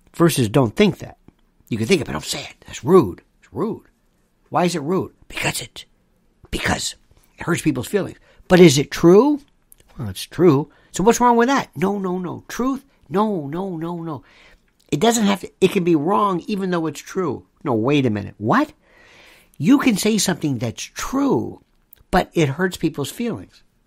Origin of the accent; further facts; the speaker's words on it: United States; I'm an American.